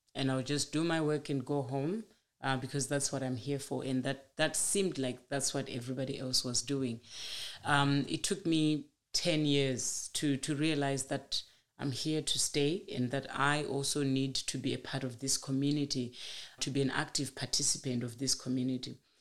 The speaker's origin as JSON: {"language": "English", "region": "Manicaland", "country": "Zimbabwe", "tie": "born or raised there", "moved": "as an adult", "lives_now": "Kalgoorlie, Australia", "said": "I grew up in rural Zimbabwe, in Manikaland province, the eastern side of the country"}